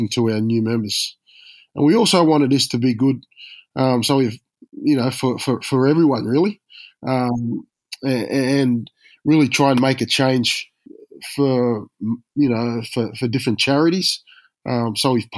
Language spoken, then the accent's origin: English; Australia; being an Aussie